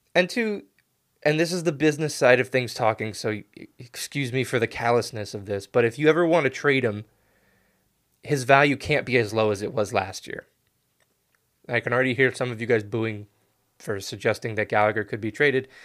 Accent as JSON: {"language": "English", "country": "United States", "said": "as an American"}